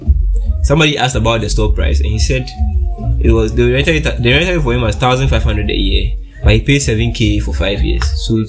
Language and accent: English; Nigeria; Bro, me, I'm Nigerian.